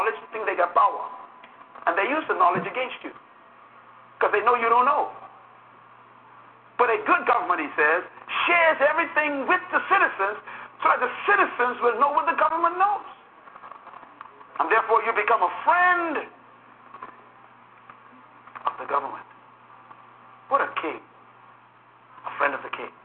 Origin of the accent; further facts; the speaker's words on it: Bahamas; when I was born in the Bahamas, for example, I was not a citizen of Great Britain, even though we were under Great Britain